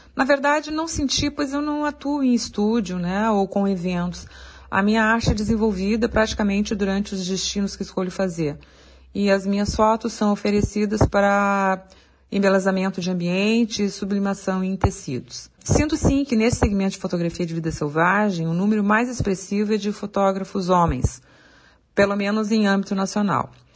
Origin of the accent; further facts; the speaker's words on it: Porto Alegre, Rio Grande do Sul, Brazil; sou de Porto Alegre